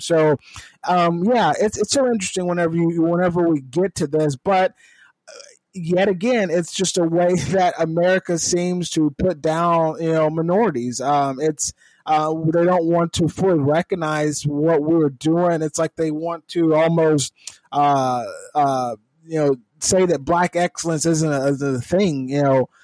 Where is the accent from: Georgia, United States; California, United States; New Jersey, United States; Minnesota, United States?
California, United States; I'm from California